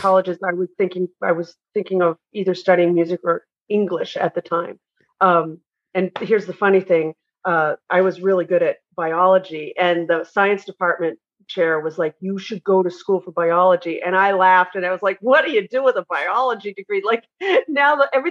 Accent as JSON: {"language": "English", "region": "New England", "country": "United States", "said": "I'm from New England"}